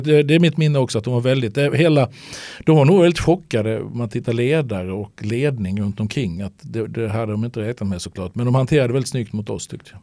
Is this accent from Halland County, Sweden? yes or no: yes; Halmstad, Halland County, Sweden; vi växte upp några hundra meter från varandra hemma i Halmstad